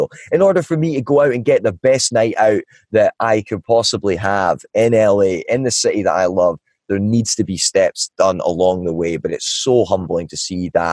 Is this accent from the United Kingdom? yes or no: yes; Ballachulish, Scotland, United Kingdom; moved away as an adult; also born or lived in Asia; now in Los Angeles, United States; I'm from a small village in the mountains of Scotland called Ballyhoolish. It's got about 300 people in it. I was born and raised there.